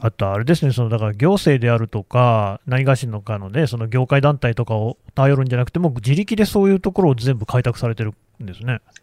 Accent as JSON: {"language": "Japanese", "town": "Nagoya", "region": "Aichi", "country": "Japan", "tie": "born or raised there", "moved": "yes", "lives_now": "Tokyo, Japan", "said": "私もともと名古屋の出身で、今、東京に住んでるんですけどね"}